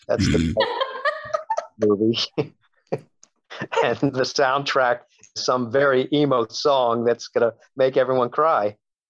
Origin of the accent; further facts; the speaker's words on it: Maryland, United States; now in Los Angeles, United States; I grew up in Maryland, 3,000 miles away from where I live now in Los Angeles.